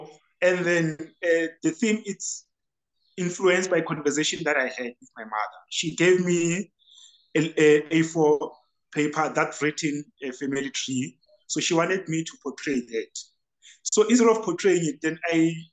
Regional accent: Free State, South Africa; I'm from Free State, Masilo Chenese. The house, it's 535, and then Phakedi Street is the street

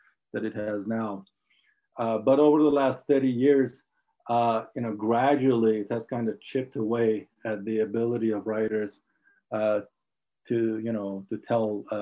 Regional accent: Ahvaz, Khuzestan, Iran; English is a second language; moved away; also born or lived in Tehran; I grew up in Ahvaz in south of Iran during the Iran-Iraq war

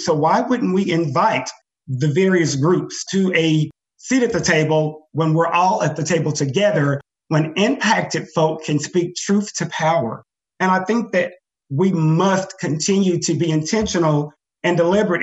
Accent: Joiner, Arkansas, United States; now in Fayetteville, United States; growing up in Joiner, where opportunities are very limited

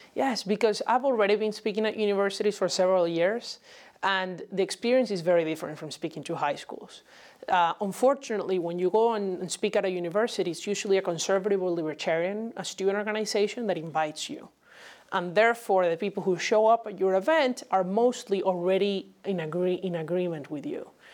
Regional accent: Venezuela; now in United States; my home country of Venezuela

